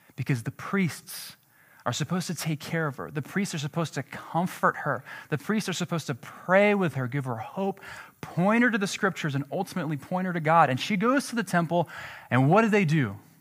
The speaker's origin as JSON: {"language": "English", "country": "Jordan", "moved": "yes", "said": "I'm from Jordan"}